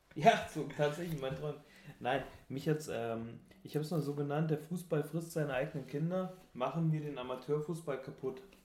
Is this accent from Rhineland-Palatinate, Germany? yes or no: no; North Hesse, Germany; Ich komme ähm, aus Hessisch-Sibirien, also aus Nordhessen